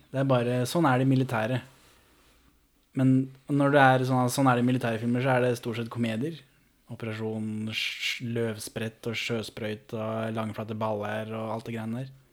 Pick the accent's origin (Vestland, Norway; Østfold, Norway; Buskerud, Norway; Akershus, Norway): Østfold, Norway; Moss; jeg er jo født og oppvokst i Moss